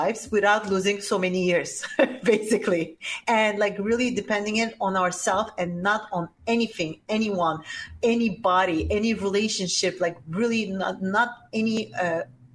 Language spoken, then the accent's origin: English; Turkey; also born or lived in Lebanon / Switzerland / Italy; now in New York, United States; raised in Turkey